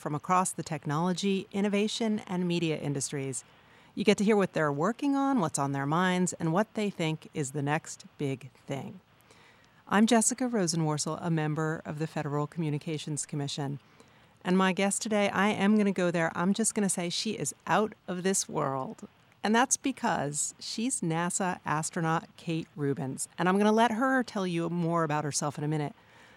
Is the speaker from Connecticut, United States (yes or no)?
yes; Connecticut, United States; my home state of Connecticut